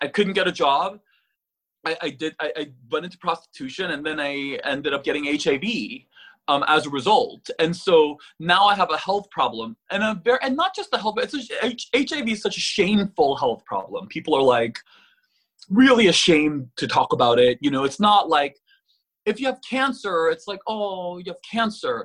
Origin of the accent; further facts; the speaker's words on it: California, United States; accent: valley girl; also born or lived in Korea; I'm a Californian.